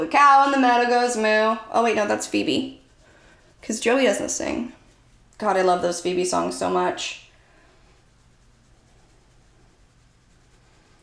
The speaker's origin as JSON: {"language": "English", "town": "Santa Clarita", "region": "California", "country": "United States", "tie": "born or raised there", "said": "I grew up in Santa Clarita, California."}